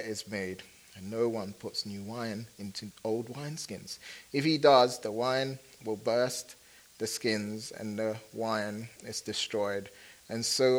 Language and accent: English; Kumasi, Ashanti, Ghana; I was born in Kumasi, which is the second largest city in Ghana, West Africa